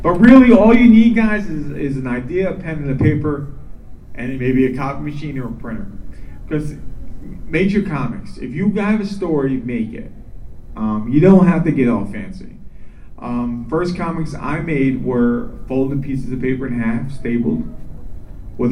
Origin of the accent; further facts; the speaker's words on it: New York, United States; also born or lived in Minneapolis; now in Florida, United States; growing up in New York